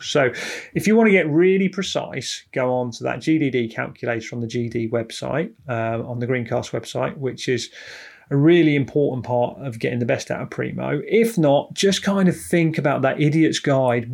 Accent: United Kingdom; We're British

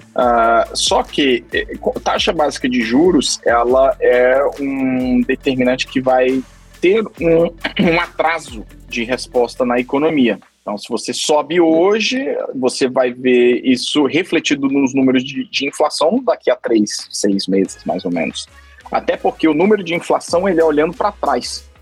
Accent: Brazil; now in Geneva, Switzerland; já estou há mais de 10, mais de 10 anos morando fora do Brasil, vários países, aqui na Suíça quase 10 anos

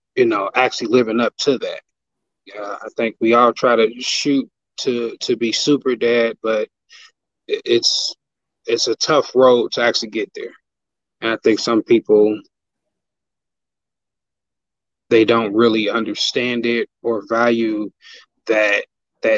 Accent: Cincinnati, Ohio, United States; I'm born and raised in Cincinnati.

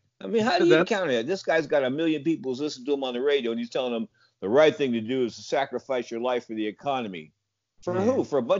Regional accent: San Francisco, California, United States; I grew up in San Francisco

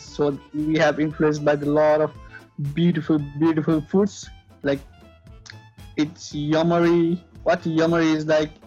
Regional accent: Nepal; now in Australia; I'm not Australian. I'm Nepalese

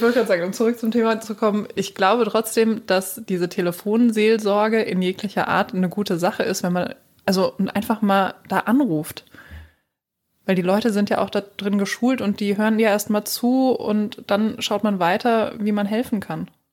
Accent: Germany; wir Deutschen

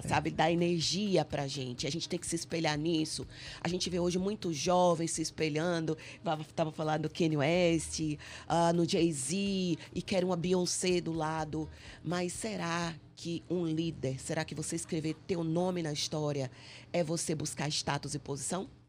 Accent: Salvador, Bahia, Brazil; moved away as an adult; also born or lived in Cabinda, Angola; now in Angola; na minha terra, Salvador, na Bahia

